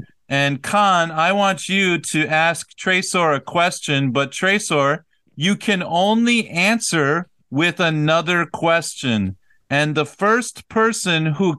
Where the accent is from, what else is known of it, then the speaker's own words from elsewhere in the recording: United States; first language English; moved away as an adult; now in South Korea; I am from the United States.